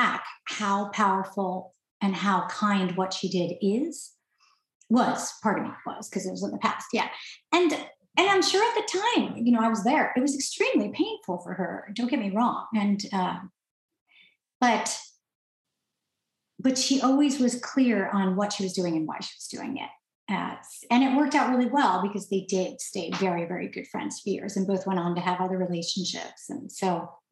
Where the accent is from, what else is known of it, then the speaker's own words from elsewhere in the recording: New York, United States; now in California, United States; I'm out here in California, finally living near him because I'm from New York